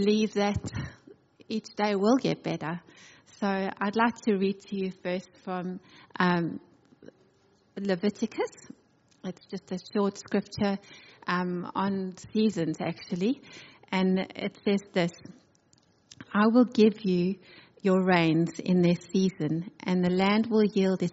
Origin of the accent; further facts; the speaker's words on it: South Africa; moved away as an adult; now in Adelaide, Australia; I'm originally from South Africa with my family. I came on a one-way ticket.